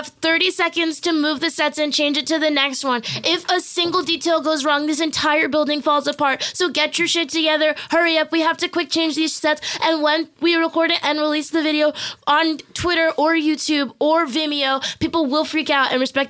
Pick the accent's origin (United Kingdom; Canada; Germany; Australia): Canada; Montreal, Quebec; Damn, I'm so grateful for the fact that we are from Montreal.